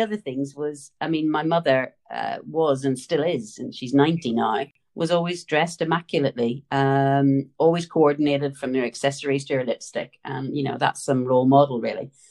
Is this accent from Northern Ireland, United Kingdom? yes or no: yes; Northern Ireland, United Kingdom; as you can tell from the accent, I was born and raised in Northern Ireland.